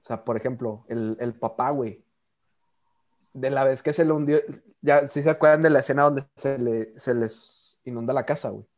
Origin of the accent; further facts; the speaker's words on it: Monterrey, Nuevo León, Mexico; nosotros que somos regios